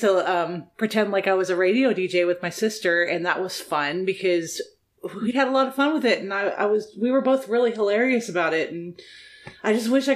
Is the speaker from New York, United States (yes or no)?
no; Dallas, Texas, United States; also born or lived in Fort Worth area, Texas; Yeah, so I'm from Dallas. I'm living in the Fort Worth area